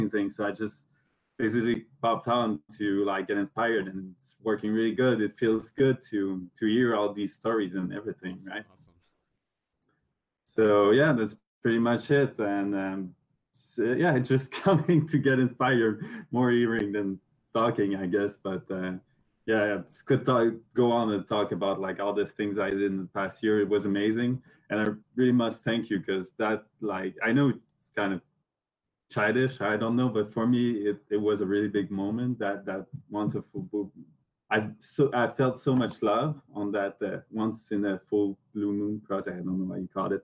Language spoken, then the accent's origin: English; Montreal, Quebec, Canada; English is a second language; I'm from Montreal